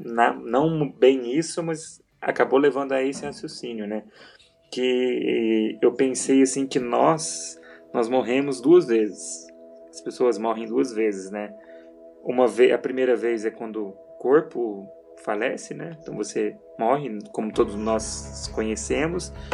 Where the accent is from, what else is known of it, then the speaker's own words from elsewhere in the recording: Minas Gerais, Brazil; now in Curitiba, Brazil; Eu mudei de Minas para cá, para Curitiba